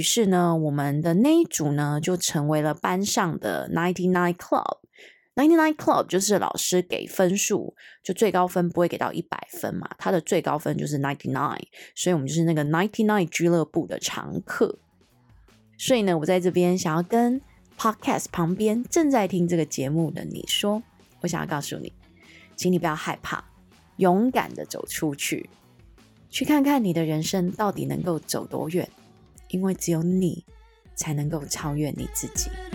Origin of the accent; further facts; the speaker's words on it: Hong Kong; moved away; 我是一个香港人